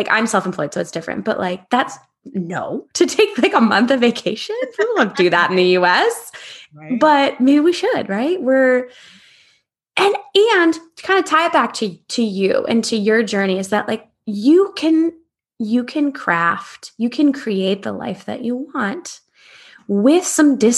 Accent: United States; embarrassed to be an American

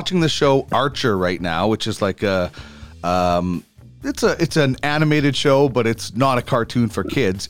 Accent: Canada; Trailer Park Boys was it's almost part of us, isn't it, as Canadians?

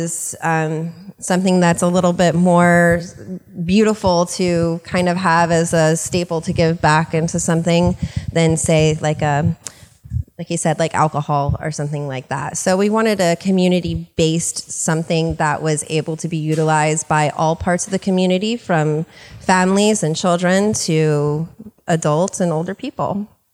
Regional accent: Florida, United States; now in California, United States; I'm from Florida.

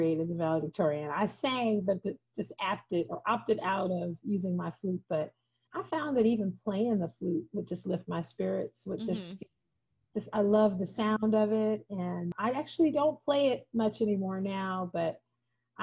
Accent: Portland, Oregon, United States; also born or lived in Phoenix, Arizona; I was born in Portland, Oregon

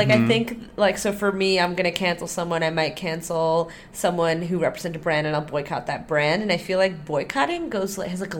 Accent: Neath, Wales, United Kingdom; hey guys, I'm from Neath.

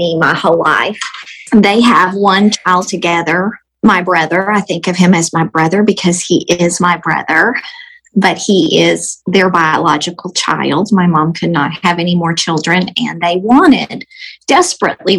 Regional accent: Texas, United States; I am about to be 54, and I am from Texas.

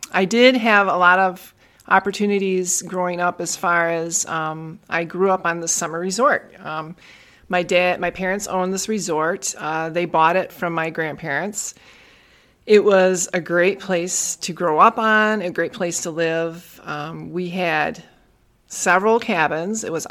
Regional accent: Tomahawk, Wisconsin, United States; it was a small town up in northern Wisconsin. It's about, I would say, about 4 hours north of Milwaukee

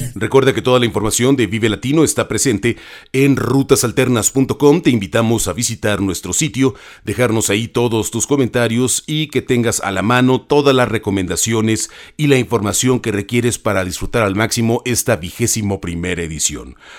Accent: Mexico

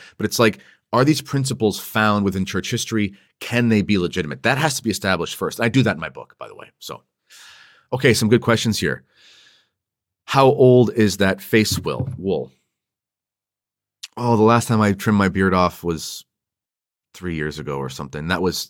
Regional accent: Toronto, Ontario, Canada; I'm from Toronto and I just recently joined the SSPX.

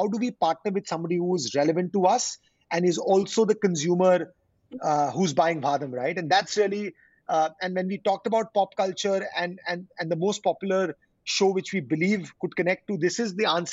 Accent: India; being an Indian, born and brought up in India

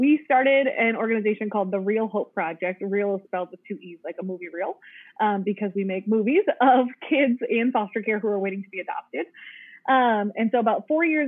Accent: Minnesota, United States; I'm from Minnesota

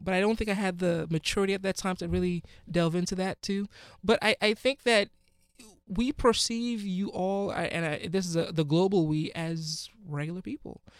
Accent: Ghana; now in United States; I'm from Ghana

